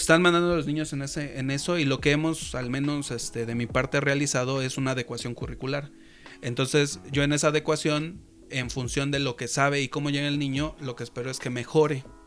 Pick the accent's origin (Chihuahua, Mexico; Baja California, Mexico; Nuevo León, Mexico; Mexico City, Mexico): Mexico City, Mexico; moved away; yo también soy de Iztapalapa